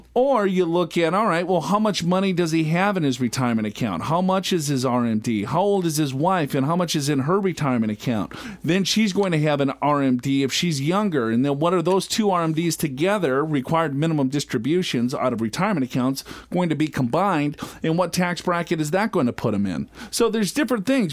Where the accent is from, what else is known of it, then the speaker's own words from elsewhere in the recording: Minnesota, United States; growing up in Minnesota